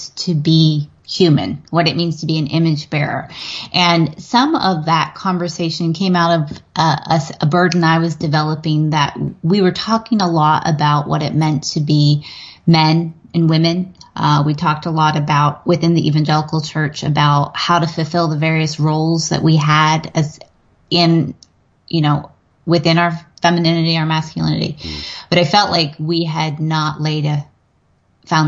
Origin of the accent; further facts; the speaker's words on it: western Pennsylvania, United States; moved away as an adult; now in Virginia, United States; I grew up in Pennsylvania, but okay. I grew up in a very similar community. it was in the western part of Pennsylvania, mountain foothills region.